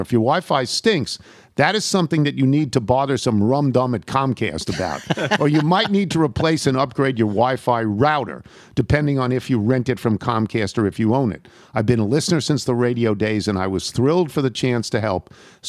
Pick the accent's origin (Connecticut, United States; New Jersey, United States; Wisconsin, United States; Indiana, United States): Indiana, United States; Crawfordsville; the list of famous people from my hometown of Crawfordsville, Indiana, is pretty boring.